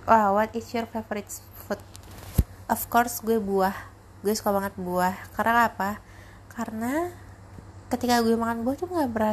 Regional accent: Parung Panjang, West Java, Indonesia; also born or lived in Rangkasbitung; gue lahirnya di Rangkas gue juga pernah tinggal di Rangkas Bitung uh, di Banten gitu kan itu dari SD kelas kelas 2 sampai kelas 6 gue di Rangkas abis itu gue cowok lagi ke Parung

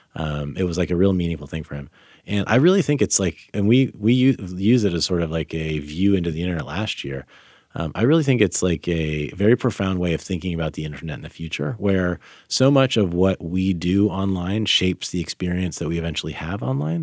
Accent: Sacramento, California, United States; moved away as an adult; also born or lived in France / Philadelphia; I grew up in Sacramento

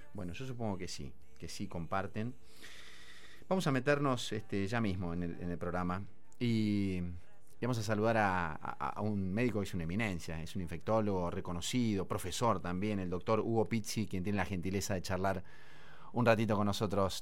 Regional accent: Argentina; nosotros como argentinos

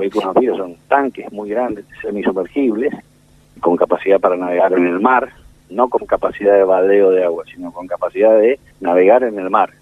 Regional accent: Argentina; somos familias patricias argentinas

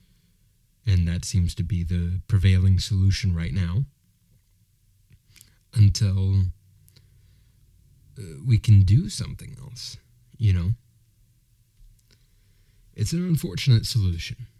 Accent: United States

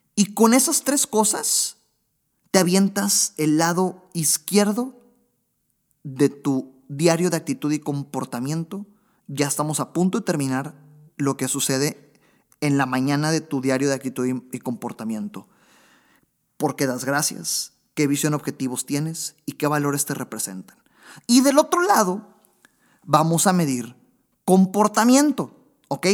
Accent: Monterrey, Nuevo León, Mexico; Monterrey, Nuevo León, de donde yo soy, donde estoy ahorita grabando precisamente

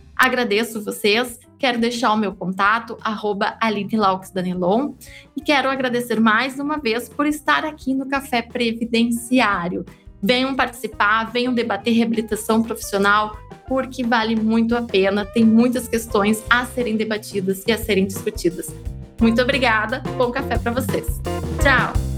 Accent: interior of Rio Grande do Sul, Brazil; Eu sou do interior do Rio Grande do Sul

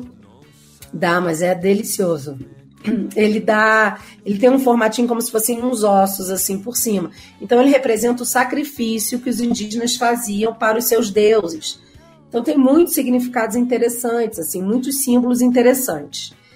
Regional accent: Rio de Janeiro, Brazil; moved away as an adult; also born or lived in Mexico; now in Mexico City, Mexico; sou carioca, pego o metrô todo dia

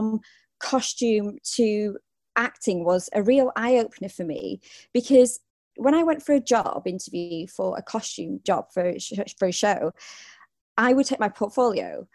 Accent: United Kingdom; I'm proud of my heritage and I'm proud of being British.

